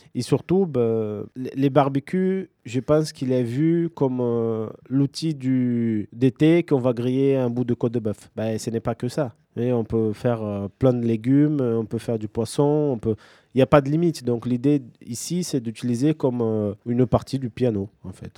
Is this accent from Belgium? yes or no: no; São Paulo, Brazil; now in Toulouse, France; je viens de São Paulo, c'est une, une ville bah, gigantesque.